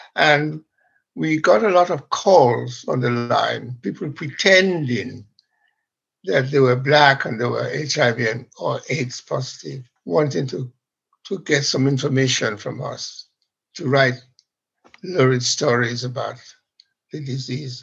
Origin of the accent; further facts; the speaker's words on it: Sierra Leone; now in London, United Kingdom; I am from Sierra Leone and I went back to do a job there in the broadcasting